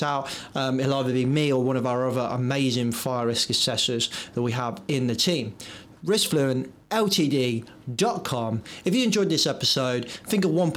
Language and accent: English; England, United Kingdom; I was born in England, but I am very much British